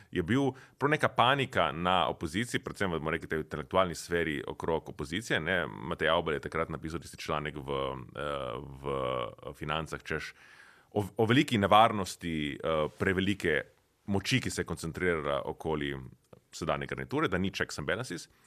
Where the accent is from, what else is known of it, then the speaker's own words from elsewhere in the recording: Nova Gorica, Slovenia; prihajam iz Nove Gorice